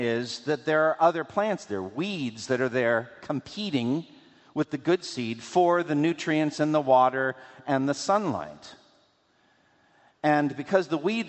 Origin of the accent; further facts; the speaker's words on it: New England, United States; I grew up in New England